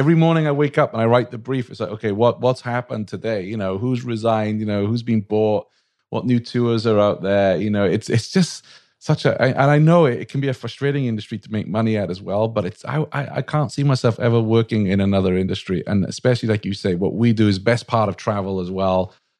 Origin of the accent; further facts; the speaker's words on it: Wales, United Kingdom; now in United States; Well, I'm a Welshman